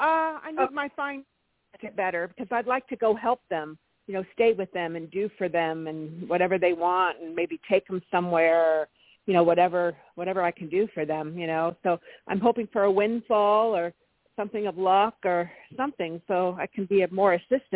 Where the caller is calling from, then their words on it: California, United States; Toni, hi. … in California.